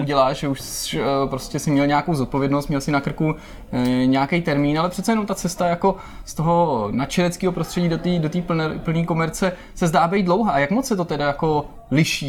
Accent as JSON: {"language": "Czech", "region": "Prague", "country": "Czechia", "said": "já jsem třeba z Prahy"}